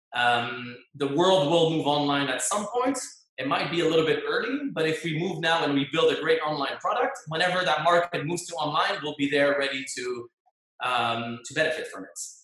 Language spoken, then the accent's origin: English; Geneva, Switzerland; moved away as an adult; now in Dubai, United Arab Emirates; I was in in my home country in Switzerland, in Geneva